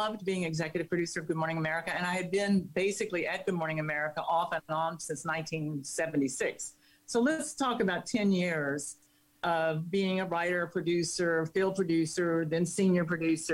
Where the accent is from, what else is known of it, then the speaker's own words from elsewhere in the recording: Hillsville, Virginia, United States; moved away; I'm from Virginia, and from the Blue Ridge Mountains part